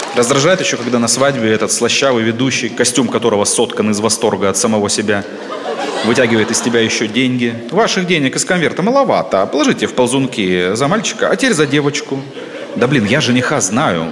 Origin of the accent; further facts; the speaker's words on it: Siberia, Russia; я сибиряк